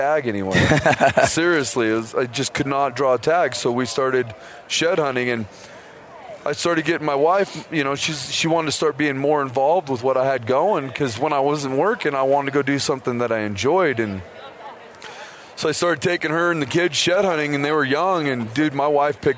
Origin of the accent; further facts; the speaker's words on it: Idaho, United States; I'm pretty much born and raised. I'm from Idaho, hunted most of my life